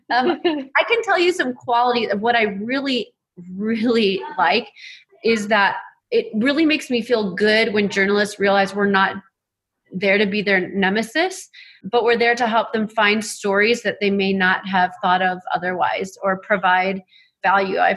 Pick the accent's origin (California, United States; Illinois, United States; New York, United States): Illinois, United States; LaSalle; It is LaSalle, Illinois. Okay. Central Illinois.